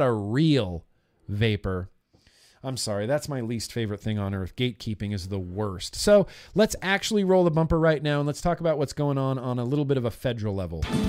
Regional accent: United States; As a free adult American who is of age

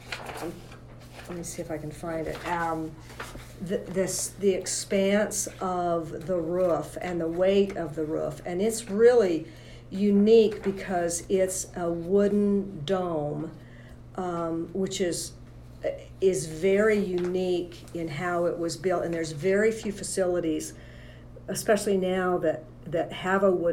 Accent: Morgan, Utah, United States; I'm a local Utah girl. I grew up in Morgan

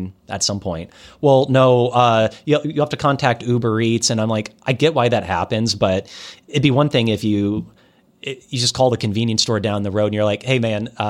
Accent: Iowa, United States; I'm from Iowa

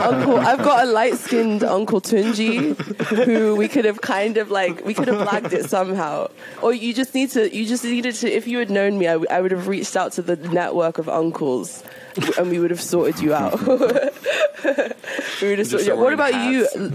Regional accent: Nigeria; I'm Nigerian

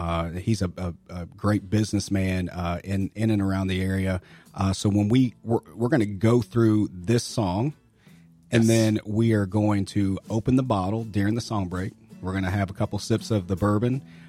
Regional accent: Kentucky, United States; growing up in Kentucky

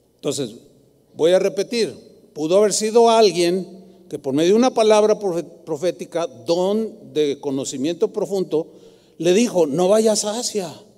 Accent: San Luis Potosí, Mexico; now in Guadalajara, Mexico; me voy a San Luis Potosí

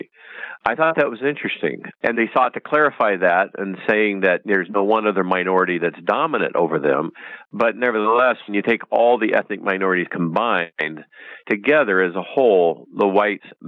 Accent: Bakersfield, California, United States; I grew up in Bakersfield, California, and I grew up in a large Irish Catholic community

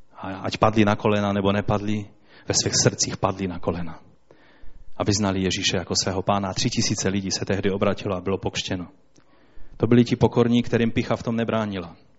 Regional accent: Poland; Já jsem Polák.

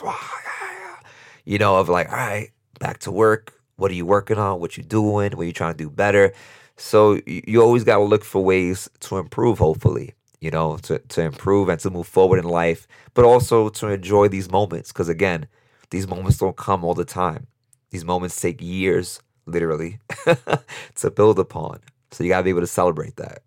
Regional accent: New York City, New York, United States; this kid born and raised in Brooklyn, New York, in East New York, um, to immigrant parents from Dominican Republic, humble beginnings.

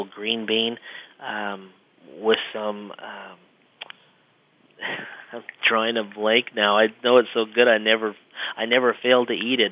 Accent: Midwest, United States; We grew up in the Midwest, so we are not natives of seafood

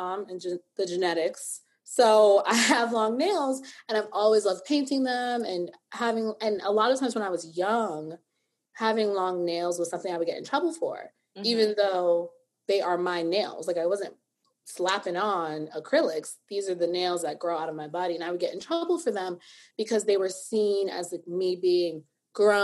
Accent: New York City, New York, United States; I grew up in the Bronx

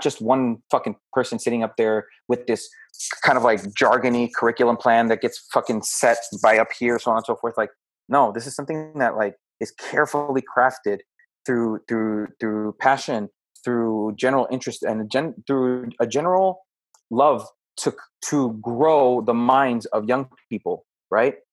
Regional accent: United States; we are American

